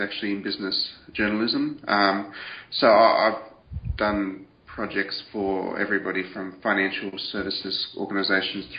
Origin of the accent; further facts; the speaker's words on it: Australia; accent: Aussie; I do hope my Aussie accent's not too thick